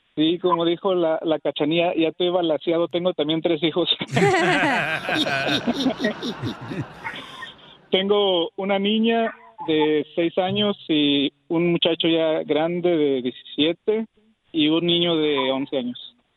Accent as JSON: {"language": "Spanish", "region": "Zacatecas", "country": "Mexico", "also_born_or_lived": "Houston, Texas / Dallas, Texas", "moved": "yes", "lives_now": "Texas, United States", "said": "Yo soy de, del estado de Zacatecas"}